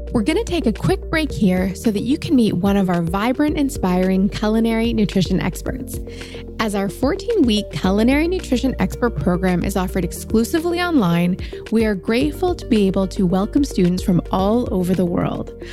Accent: Kuwait; I'm from Kuwait.

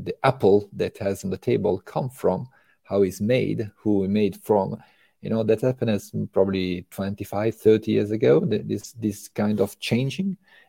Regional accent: Italy; English is a second language; moved away as an adult; now in France; And I'm coming actually from Italy. It's almost 22 years that I am right now in France.

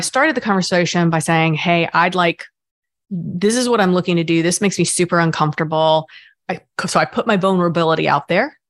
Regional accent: the South, United States; I grew up in the South

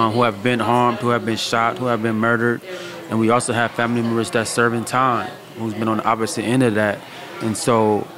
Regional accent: West Coast, United States; I'm from the West Coast

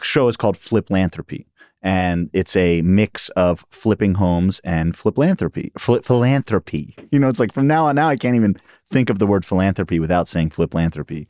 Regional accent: New York City, New York, United States; I grew up in Queens and Upper West Side of Manhattan

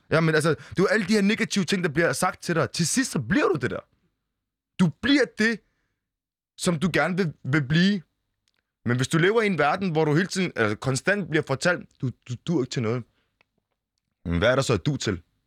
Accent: Bolsmose, Funen, Southern Denmark, Denmark; now in Copenhagen, Denmark; jeg er født i Bolsmose

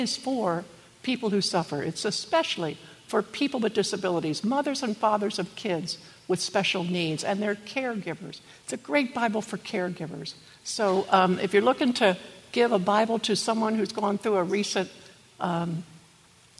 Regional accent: Maryland, United States; I'm from Maryland

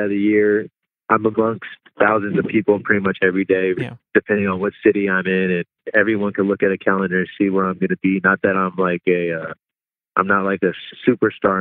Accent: Los Angeles, California, United States; moved away as an adult; now in Dallas, United States; growing up in Cali, growing up in L.A., you know, the values that I was raised on

